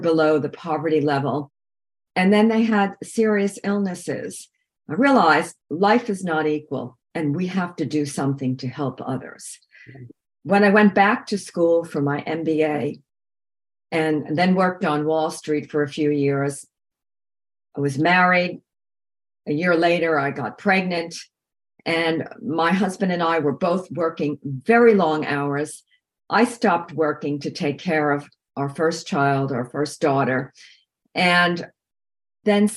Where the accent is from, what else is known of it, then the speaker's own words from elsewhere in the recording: Long Island, New York, United States; I grew up on Long Island.